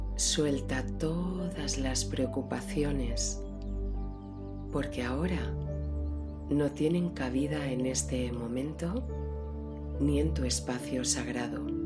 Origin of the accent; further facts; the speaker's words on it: Valencian Community, Spain; en mi tierra, en mis tierras valencianas, en el interior de Valencia